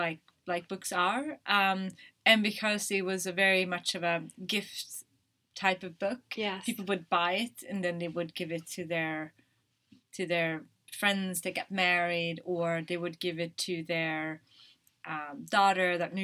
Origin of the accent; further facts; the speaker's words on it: Umeå, Västerbotten County, Sweden; English is a second language; I went back to my hometown, and that's when I went to university. It's called Umeå.